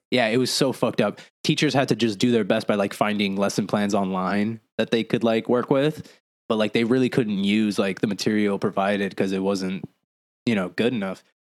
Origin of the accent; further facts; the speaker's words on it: Lawrence, Massachusetts, United States; also born or lived in Arizona / Puerto Rico (ancestry); now in Florida, United States; growing up in Massachusetts, like Lawrence, Massachusetts, it's like a Hispanic ghetto